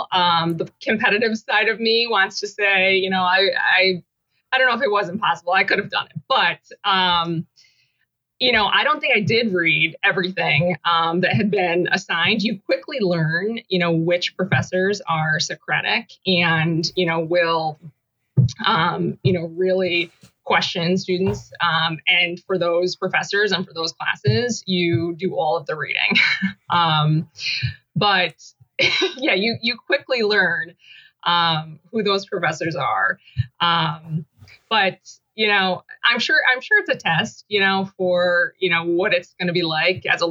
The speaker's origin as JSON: {"language": "English", "town": "Syracuse", "region": "New York", "country": "United States", "tie": "born or raised there", "also_born_or_lived": "West Coast", "said": "I grew up in Syracuse"}